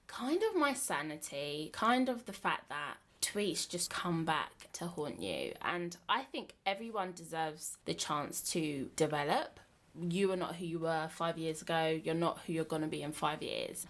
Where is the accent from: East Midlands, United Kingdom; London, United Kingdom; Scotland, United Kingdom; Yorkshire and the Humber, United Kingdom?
London, United Kingdom; Bromley; I am from Bromley, which is basically Kent, but not really Kent.